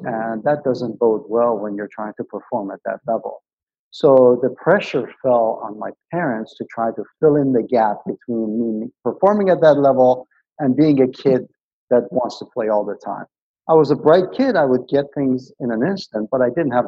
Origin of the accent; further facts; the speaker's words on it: Iran; moved away; I actually grew up in Iran